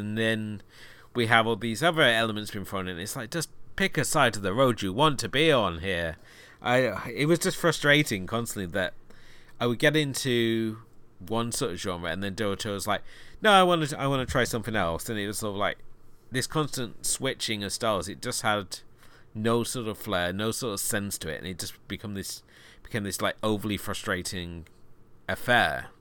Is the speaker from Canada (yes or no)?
no; United Kingdom; I'm being a Brit